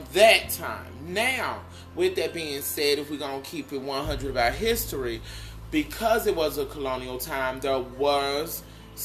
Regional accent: United States; We're citizens of the United States of America

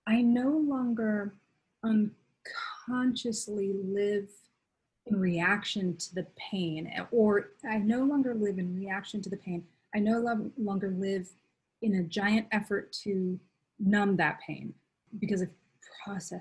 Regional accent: Duluth, Minnesota, United States; I grew up in Duluth, Minnesota, near Lake Superior.

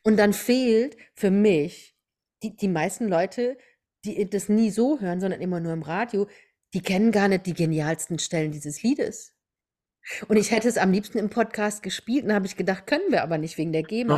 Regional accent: Germany; hier bei uns in Deutschland

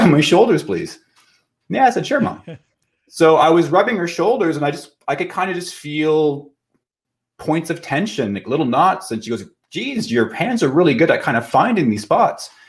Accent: Kirkland Lake, Ontario, Canada; also born or lived in Ottawa / Toronto; I've been in private practice in my hometown of Kirkland Lake, Ontario.

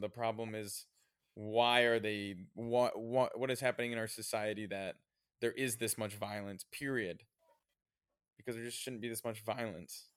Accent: United States

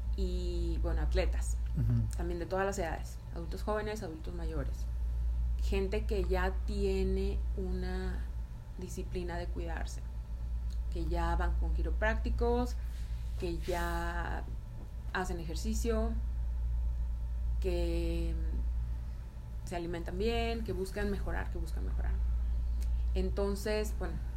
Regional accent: Tamaulipas, Mexico; moved away as an adult; also born or lived in Toluca, Mexico; now in United States; yo soy de Tamaulipas y me fui a vivir a Toluca

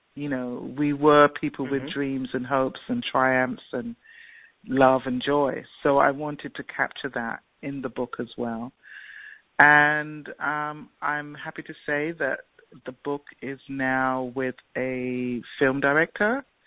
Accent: London, United Kingdom; moved away as an adult; also born or lived in Jamaica; now in United States; I grew up in England. I went to England when I was three

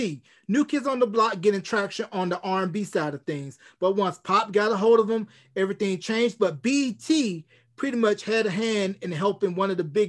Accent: Gaston, North Carolina, United States; where I grew up in Gaston, North Carolina.

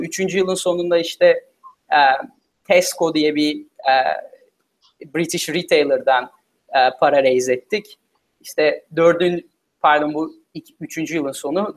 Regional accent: Turkey; moved away as an adult; also born or lived in United States / Philippines; liseye kadar Türkiye'de okudum. E, sonra Amerika'da okumaya karar verdim üniversiteyi.

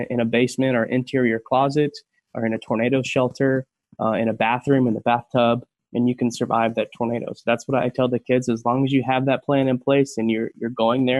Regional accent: Tulsa, Oklahoma, United States; I'm originally from Tulsa. I've lived here most of my life and grew up in the South Tulsa area

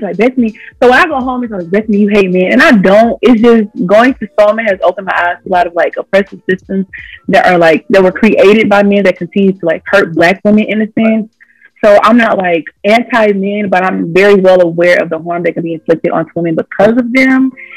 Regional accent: Montgomery, Alabama, United States; I was raised in Montgomery

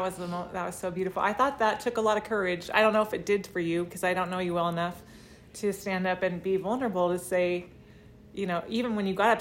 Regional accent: Vallejo, California, United States; I was born in Vallejo

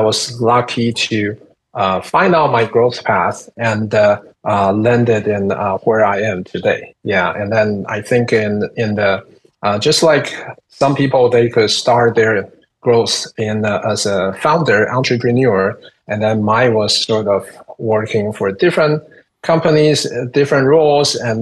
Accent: Taiwan; moved away as an adult; I'm originally from Taiwan

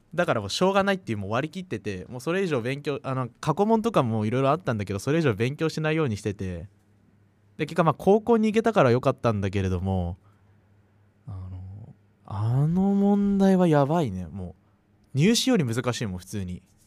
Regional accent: Saitama, Japan; 自分はあの埼玉県という町に住んでいるんだけど

